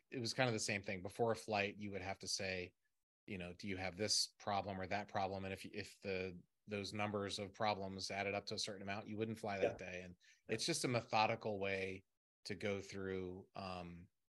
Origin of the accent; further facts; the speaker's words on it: Maryland, United States; I'm from Maryland